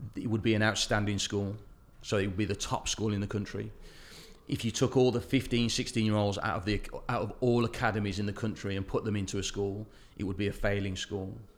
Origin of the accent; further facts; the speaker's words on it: Wolverhampton, West Midlands, United Kingdom; as my hometown, Wolverhampton